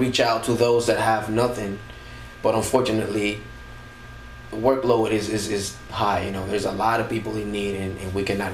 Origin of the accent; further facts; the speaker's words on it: New Jersey, United States; I'm from New Jersey